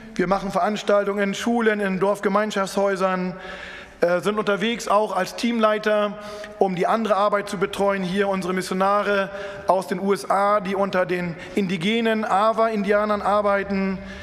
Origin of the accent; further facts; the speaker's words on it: Lüneburg Heath, Lower Saxony, Germany; in Norddeutschland, wo ich herkomme, zwischen Hamburg, Bremen und Hannover, da ist die Lüneburger Heide